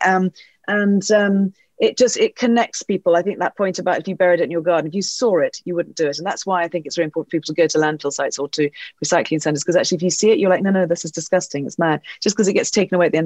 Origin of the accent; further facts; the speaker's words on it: England, United Kingdom; we're English